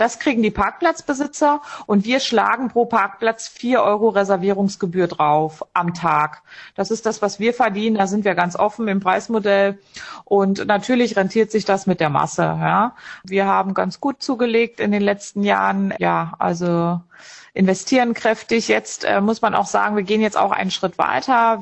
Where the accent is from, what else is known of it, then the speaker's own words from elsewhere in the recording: Dessau, Saxony-Anhalt, Germany; moved away as an adult; also born or lived in Munich; Dessau ist meine Heimatstadt